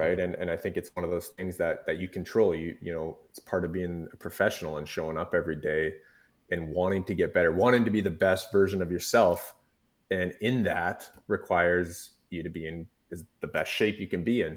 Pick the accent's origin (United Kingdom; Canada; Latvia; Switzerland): Canada; Revelstoke, British Columbia; in my hometown in Revelstoke